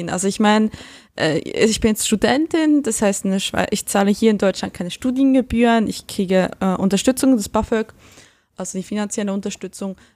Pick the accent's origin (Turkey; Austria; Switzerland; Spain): Switzerland; also born or lived in Essen, Germany; nicht so wie in der Kleinstadt, wo ich aufgewachsen bin in der Schweiz